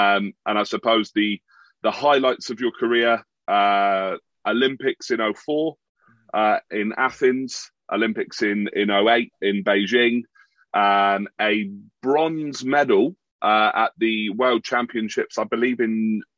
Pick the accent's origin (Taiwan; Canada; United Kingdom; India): United Kingdom; Plymouth, South West England; my hometown of Plymouth.